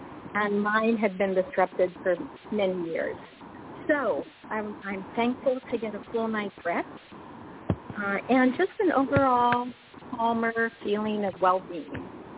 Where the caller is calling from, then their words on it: Indiana, United States; I'm calling from Indiana.